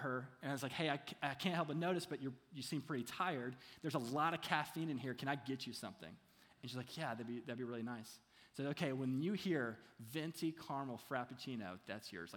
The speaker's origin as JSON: {"language": "English", "region": "Kentucky", "country": "United States", "said": "I'm from Kentucky, so it's hard for me to say oil."}